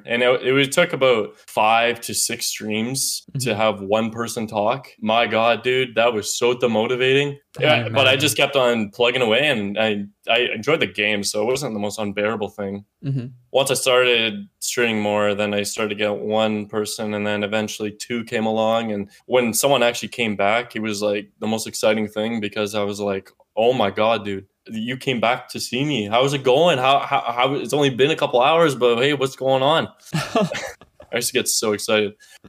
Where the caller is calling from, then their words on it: Victoria, British Columbia, Canada; I'm calling from your hometown.